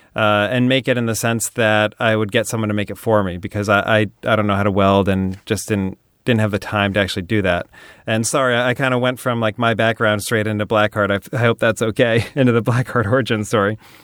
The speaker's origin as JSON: {"language": "English", "region": "New Hampshire", "country": "United States", "tie": "born or raised there", "moved": "yes", "lives_now": "Venice, United States", "said": "I grew up in New Hampshire"}